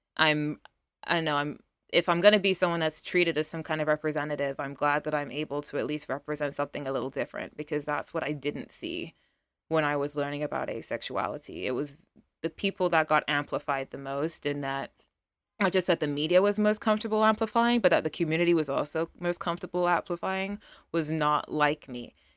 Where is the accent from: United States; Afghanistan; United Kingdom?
United Kingdom; I am a British model